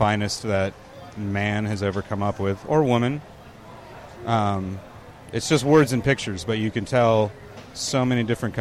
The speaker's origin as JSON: {"language": "English", "town": "San Diego", "region": "California", "country": "United States", "tie": "born or raised there", "also_born_or_lived": "Walnut, California / Alpine, California", "said": "I grew up in San Diego, California, and I consider myself a San Diegan, but I was actually born not far from where we're standing right now, in Walnut, California, and spent most of my childhood there. We moved to San Diego when I was 12"}